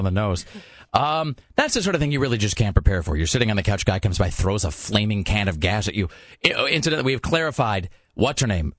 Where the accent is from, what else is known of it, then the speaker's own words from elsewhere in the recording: Kennewick, Washington, United States; now in Portland, United States; my hometown of Kennewick